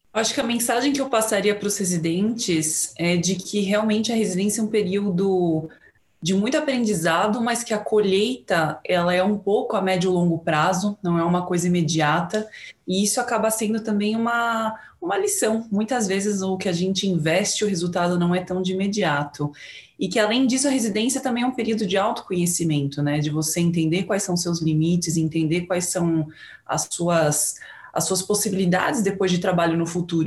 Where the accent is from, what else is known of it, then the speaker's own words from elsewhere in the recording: São Paulo, Brazil; eu sou de São Paulo